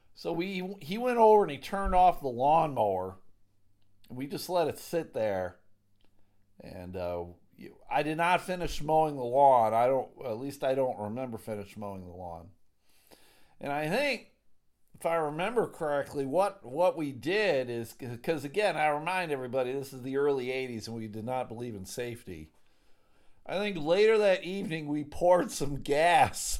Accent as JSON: {"language": "English", "town": "Clarence", "region": "New York", "country": "United States", "tie": "born or raised there", "said": "I grew up in a town called Clarence."}